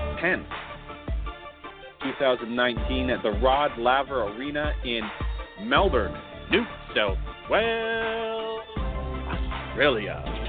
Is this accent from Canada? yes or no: yes; Canada; I'm Canadian